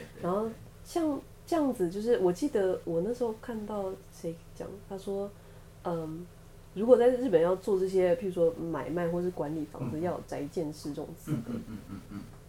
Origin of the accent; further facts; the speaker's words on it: Taipei, Taiwan; 我台北人。